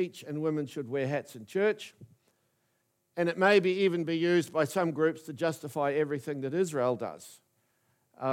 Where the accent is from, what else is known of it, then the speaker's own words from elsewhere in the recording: New Plymouth, Taranaki, New Zealand; moved away as an adult; also born or lived in Wellington; I was fresh from New Plymouth Boys High School